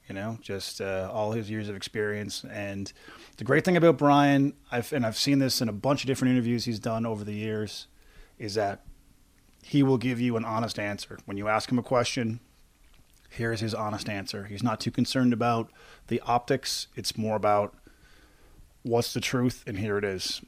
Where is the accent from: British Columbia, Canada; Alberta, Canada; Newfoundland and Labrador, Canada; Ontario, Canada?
Newfoundland and Labrador, Canada; Corner Brook; I'm originally from Corner Brook, Newfoundland myself.